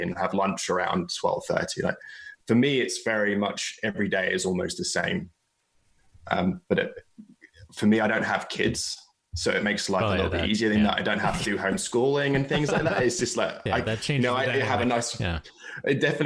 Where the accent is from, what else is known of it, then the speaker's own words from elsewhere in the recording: England, United Kingdom; Being English